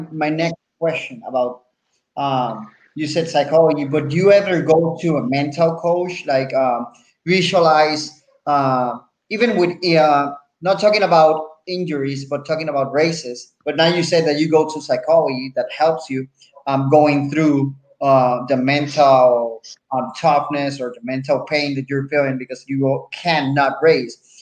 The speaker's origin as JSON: {"language": "English", "country": "Puerto Rico", "accent": "Puerto Rican", "second_language": "English", "said": "I'm from Puerto Rico"}